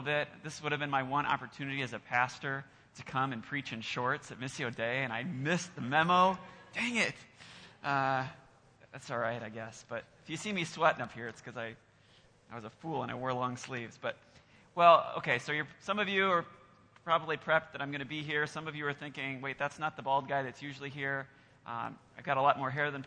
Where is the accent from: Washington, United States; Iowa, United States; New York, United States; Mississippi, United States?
Iowa, United States; now in Lansing, United States; I'm actually from Iowa originally, so I'm still getting used to Lansing